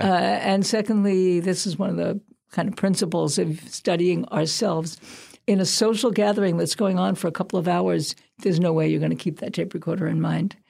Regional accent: Brooklyn, New York, United States; moved away; I'm from Brooklyn

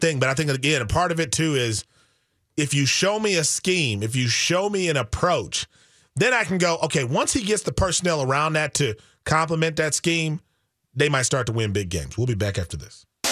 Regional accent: Wisconsin, United States; I'm from Wisconsin

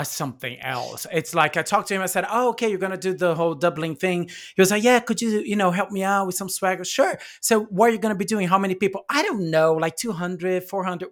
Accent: São Paulo, Brazil; English is a second language; moved away; I'm from Brazil, so in São Paulo

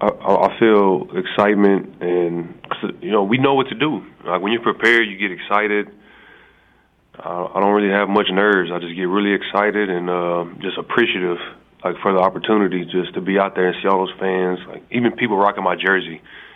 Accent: Galveston, Texas, United States; I'm from the Houston area, right, Galveston.

